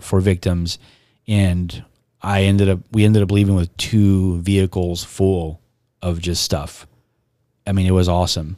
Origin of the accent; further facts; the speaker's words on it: Robstown, Texas, United States; also born or lived in Corpus Christi; I'm from Robstown, but I was born here